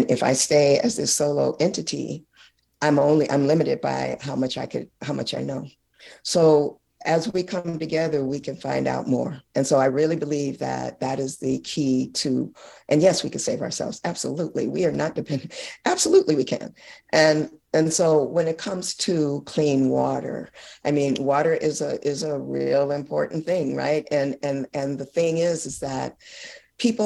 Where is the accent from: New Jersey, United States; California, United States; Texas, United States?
California, United States; Oakland; moved away as an adult; now in Alexandria, Louisiana, United States; I am a California native, Oakland, California activist who left Oakland to come to Louisiana